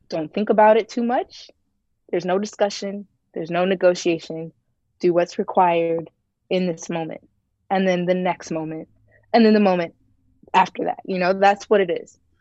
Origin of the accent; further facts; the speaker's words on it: Ohio, United States; moved away as an adult; also born or lived in Tennessee; I was born and raised in Ohio